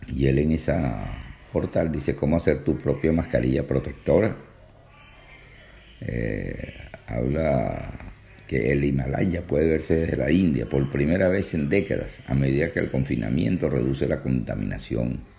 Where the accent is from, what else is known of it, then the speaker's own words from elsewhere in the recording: Venezuela; Yo, por ejemplo, como venezolano, digo, pero bueno, tú tienes que ayudar primero.